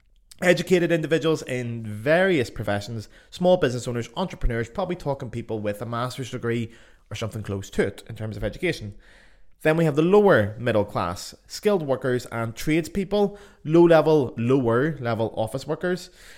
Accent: Belfast, Northern Ireland, United Kingdom; accent: Belfast; my accent, for example, the beautiful Belfast accent, actually voted sexiest accent in the world.

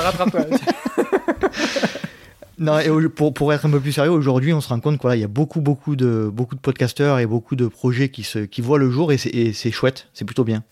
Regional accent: Nord-Pas-de-Calais, Hauts-de-France, France; accent: Nord-Pas-de-Calais; mon accent du Nord-Pas-de-Calais

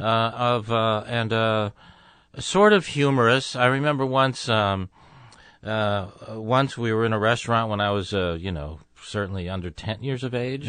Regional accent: Tucson, Arizona, United States; moved away as an adult; also born or lived in Chicago / Los Angeles; moved to Arizona when I was two, so I grew up in the desert

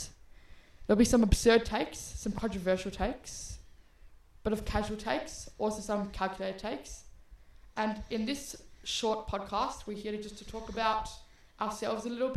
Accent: Australia; we're both Australian Arsenal fans since we were born

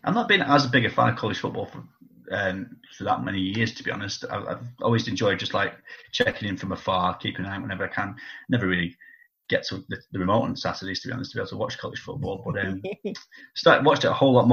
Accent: Preston, North West England, United Kingdom; I'm from Preston. You know, I support Preston North

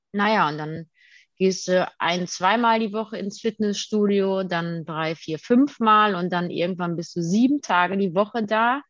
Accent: Detmold, North Rhine-Westphalia, Germany; Ich komme aus Detmold

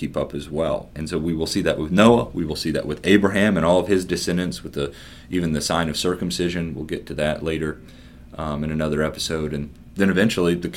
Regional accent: Kentucky, United States; now in Harrisburg, United States; I'm actually from Kentucky, now living in Harrisburg, Pennsylvania

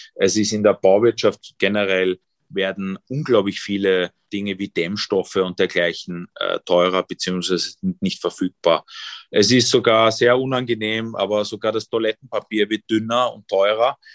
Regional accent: Vienna, Austria; born or raised there; also born or lived in East Germany

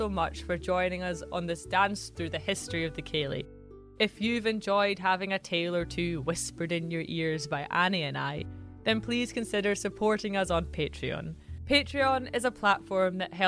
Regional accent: Central Belt, Scotland, United Kingdom; I grew up in the Central Belt, where Highland culture is pretty distant and unknown.

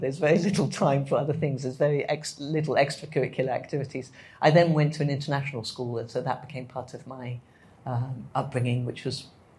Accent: Addis Ababa, Ethiopia; So I grew up in Addis Ababa, in the capital

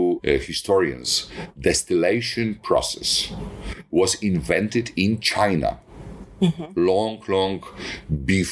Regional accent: Poland; I came back from Warsaw from exams to my hometown

